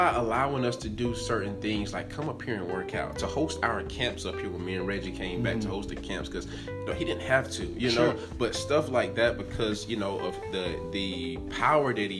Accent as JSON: {"language": "English", "town": "Abbeville", "region": "South Carolina", "country": "United States", "tie": "born or raised there"}